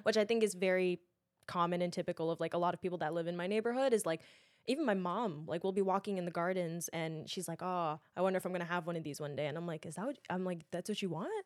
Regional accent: New York City, New York, United States; I'm born and raised in Queens, lived there

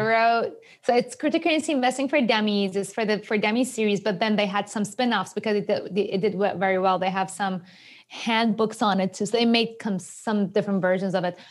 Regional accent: Iran; English is a second language; moved away as an adult; also born or lived in Japan; now in New York, United States; I was born and raised in Iran

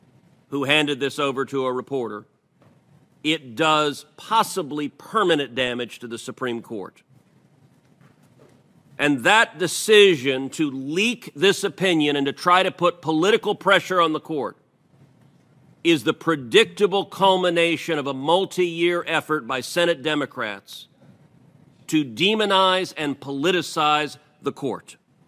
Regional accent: Texas, United States; redder states like my home state of Texas will adopt meaningful restrictions

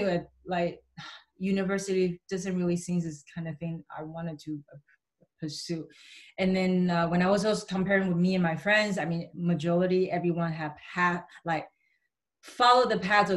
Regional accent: Vancouver, British Columbia, Canada; growing up in Vancouver

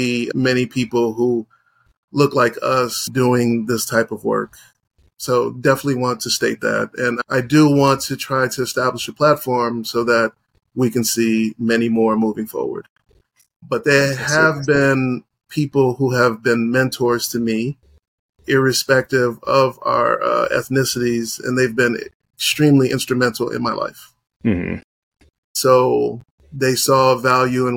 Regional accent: United States; also born or lived in Haiti (ancestry); I am American-born Haitian

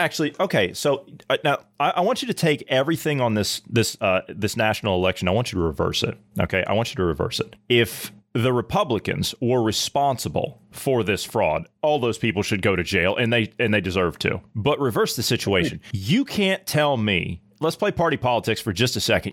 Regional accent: Ohio, United States; my home state of Ohio

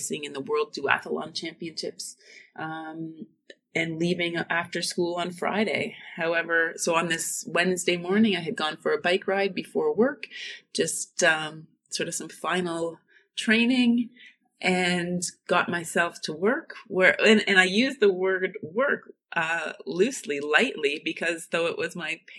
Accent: Northern Ontario, Canada; moved away as an adult; now in Germany; my Canadian roots or just growing up in Northern Ontario

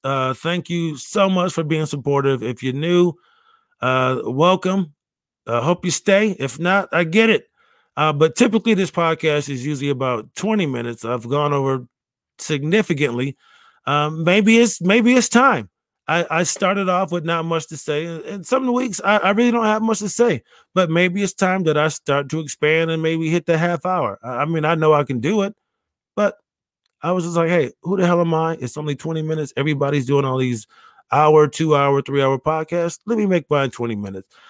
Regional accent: Rochester, New York, United States; moved away; I will be back in my hometown of Rochester, New, New York

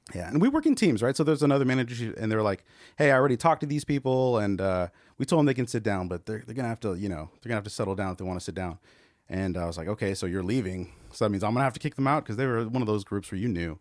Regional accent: California, United States; now in Texas, United States; I'm Californian

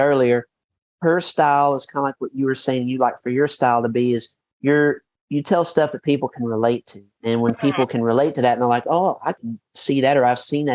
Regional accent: Western Kentucky, United States; moved away as an adult; also born or lived in Miami; where I grew up in Western Kentucky

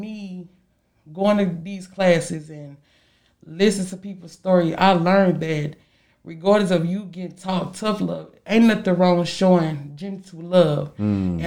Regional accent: St. Louis, Missouri, United States; me growing up in St. Louis with my grandma

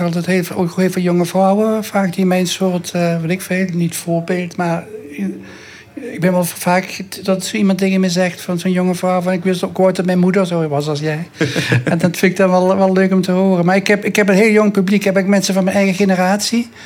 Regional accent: Maastricht, Limburg, Netherlands; ik ben geboren in het zuiden, dus ik, voetbal, ik eh, eh, geboren in Maastricht.

